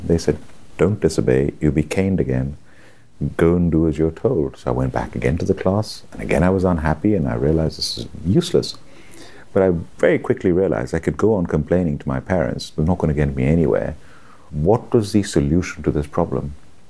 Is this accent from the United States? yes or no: no; India; also born or lived in Hyderabad, India; now in United Kingdom; I was born and brought up in India. My father was in the Indian Army. I was born in a city called Hyderabad.